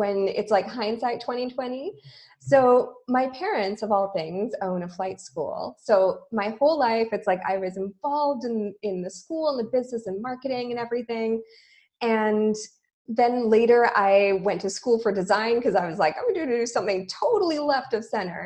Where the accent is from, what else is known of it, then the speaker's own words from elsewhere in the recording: Vancouver, British Columbia, Canada; moved away as an adult; now in Montreal, Canada; I'm from Vancouver, Canada